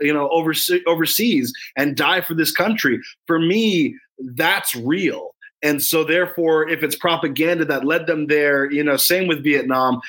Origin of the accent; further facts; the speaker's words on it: United States; I love being an American. I love America